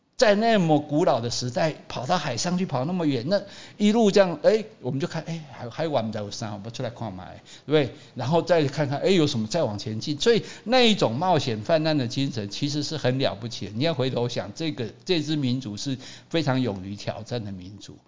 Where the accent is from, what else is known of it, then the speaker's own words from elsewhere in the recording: Taiwan; 我们台湾人就是中国人的后代嘛